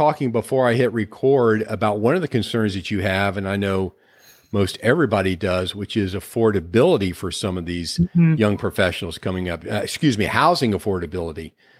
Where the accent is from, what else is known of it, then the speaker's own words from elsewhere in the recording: Ohio, United States; moved away; I'm originally from Ohio.